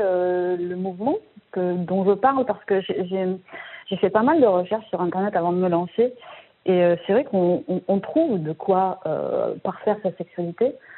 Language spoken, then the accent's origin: French; Marseille, Provence-Alpes-Côte d'Azur, France; je viens de Marseille